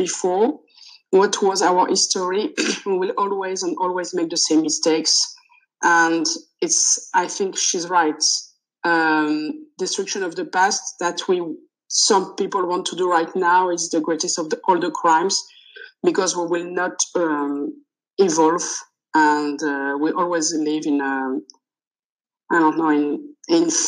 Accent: France; first language French; English is a second language; I'm French, so it's my native language, but I started learning English when I was three

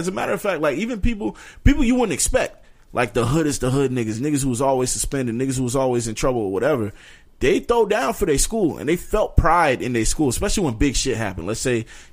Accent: New York, United States; growing up in New York, it felt different

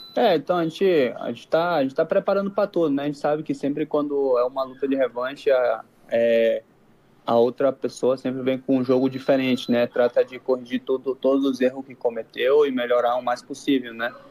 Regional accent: Manaus, Amazonas, Brazil; moved away as an adult; now in Mexico; sou brasileiro, sou, sou natural de Manaus

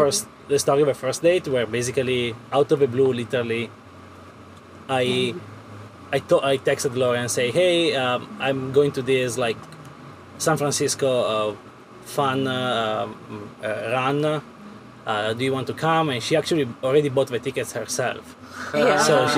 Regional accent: Italy; moved away as an adult; also born or lived in California; I'm originally from Italy. I moved to California in 2016. And so I was living in California for like 5-6 years

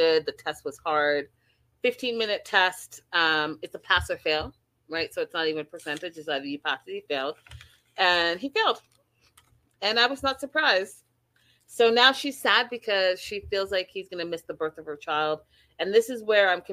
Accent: Canada; I am from Canada.

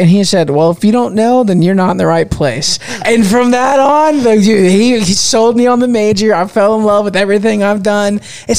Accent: Central Florida, United States; because I'm just from Central Florida. Like I've worked in agriculture.

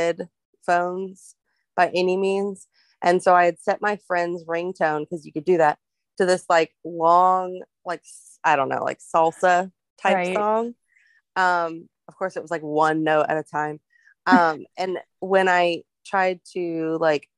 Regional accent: Ohio, United States; I grew up in Ohio, and like most of my year, we moved there when I was 5

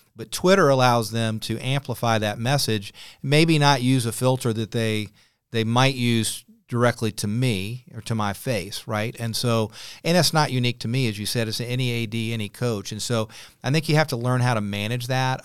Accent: Clemson, South Carolina, United States; moved away as an adult; also born or lived in Chapel Hill, North Carolina / South Florida / Muncie, Indiana; now in Charlotte, United States; I had roots in Charlotte, even though I grew up in Clemson

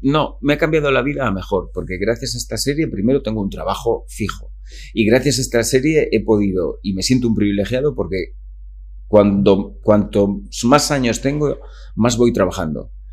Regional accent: Calahorra, La Rioja, Spain; moved away; also born or lived in Vitoria; me crio en Calahorra, eh, nazco allí, mis padres de, de allí

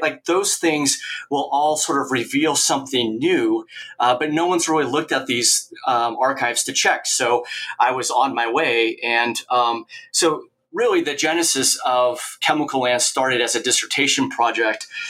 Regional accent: Oregon, United States; moved away as an adult; also born or lived in Kansas / Nebraska; now in Kearney, United States; I grew up in Oregon

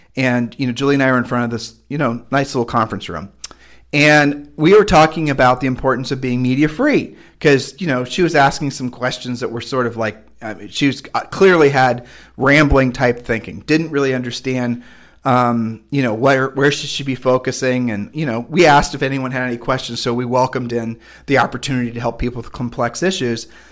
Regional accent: United States; I was raised in America

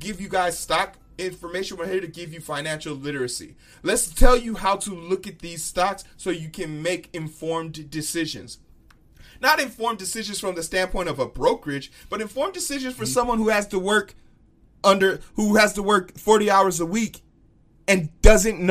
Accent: Chicago, Illinois, United States; I'm from Chicago, South Side Chicago

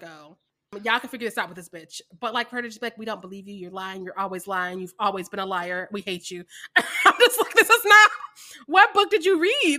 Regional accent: Missouri, United States; I'm from Missouri

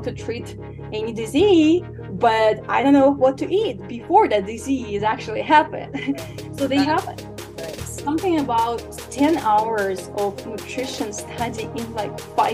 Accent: Ukraine; English is a second language; moved away as an adult; now in United States; I was born and raised in Ukraine, if anyone wonder where is the name from, an accent. So I moved to America about 8 years ago

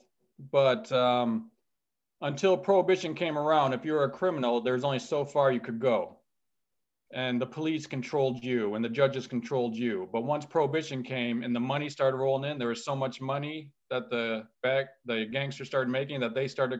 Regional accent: Detroit, Michigan, United States; originally we're from Detroit

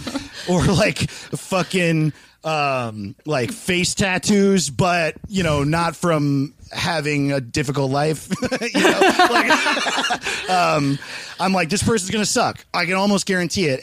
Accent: Greenwood Lake, New York, United States; moved away; I'm from Greenwood Lake, New York, where like everyone dies of cocaine.

